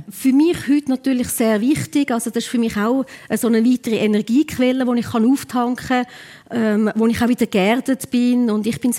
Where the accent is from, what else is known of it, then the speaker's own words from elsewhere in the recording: Alpnach, Obwalden, Switzerland; wir sind ja in Alpnach aufgewachsen und ich habe ihn viel begleitet.